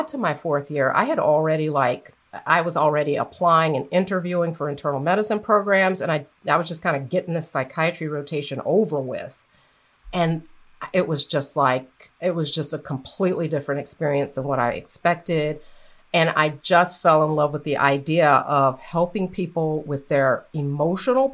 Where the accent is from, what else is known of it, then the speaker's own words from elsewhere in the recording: Florida, United States; moved away as an adult; also born or lived in New York City, United States; now in Atlanta, United States; I grew up in Florida